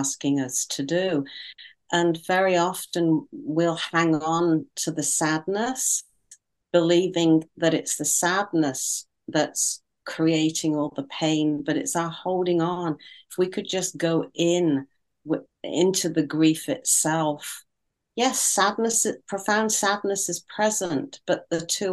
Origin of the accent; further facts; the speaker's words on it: United Kingdom; being a Brit